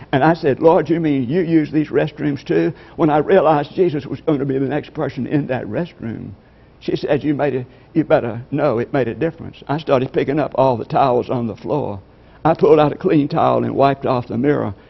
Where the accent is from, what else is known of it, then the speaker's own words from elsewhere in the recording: LaGrange, Georgia, United States; I'm from LaGrange, Georgia